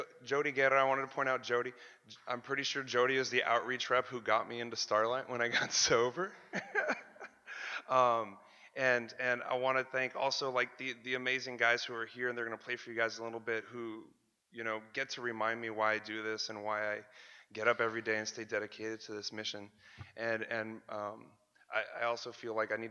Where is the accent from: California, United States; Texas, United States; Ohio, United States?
Texas, United States; Laredo; I grew up in Laredo, Texas